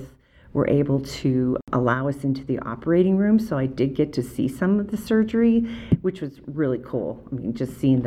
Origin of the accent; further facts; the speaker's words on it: Erie, Pennsylvania, United States; moved away as an adult; now in Summit County, Utah, United States; I grew up in Erie, Pennsylvania, moved out here when I was 31, and I'm still here